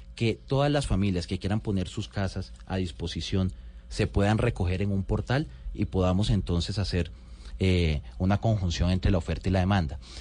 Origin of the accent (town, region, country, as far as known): Valledupar, Cesar, Colombia; born or raised there; also born or lived in Riohacha, La Guajira